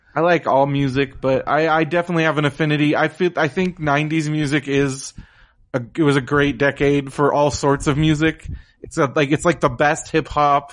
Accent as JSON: {"language": "English", "town": "San Diego", "region": "California", "country": "United States", "tie": "born or raised there", "also_born_or_lived": "Orange County, California / the Midwest", "said": "I I grew up in San Diego, but I lived in Orange County since I was 18."}